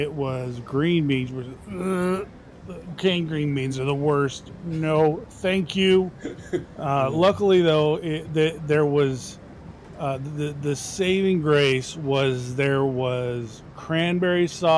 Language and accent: English; Northern California, United States; also born or lived in Chattanooga, Tennessee; I'm from Chattanooga, Tennessee. Grew up out in California, though. That's why I don't have the accent